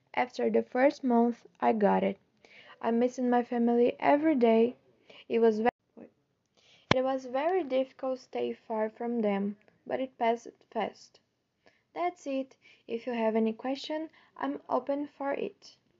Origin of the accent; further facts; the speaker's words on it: China; English is a second language; also born or lived in Winter Park, United States; I'm from China